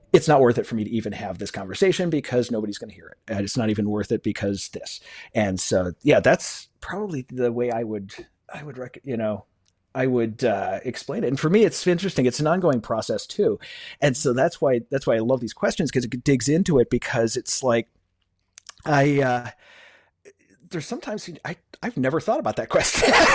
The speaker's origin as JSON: {"language": "English", "town": "Buffalo", "region": "New York", "country": "United States", "tie": "born or raised there", "also_born_or_lived": "Cleveland", "said": "I've been back in, uh, my hometown of Buffalo, New York, for fifteen, sixteen years now"}